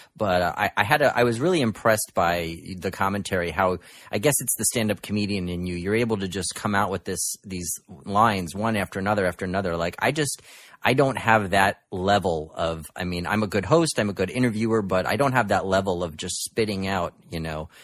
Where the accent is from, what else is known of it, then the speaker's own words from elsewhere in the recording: New York City, New York, United States; my hometown of Brooklyn